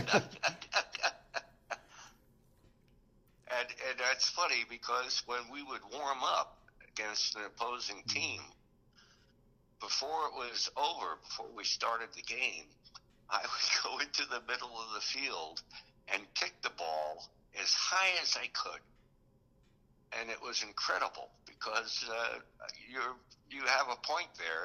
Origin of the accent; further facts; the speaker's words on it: Oceanside, United States; growing up in Oceanside was soccer was king